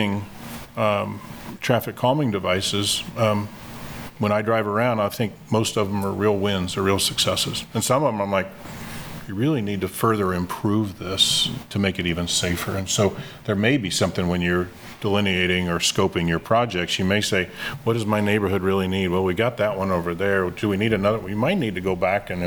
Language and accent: English; Kansas City, Kansas, United States; my hometown of Kansas City, Kansas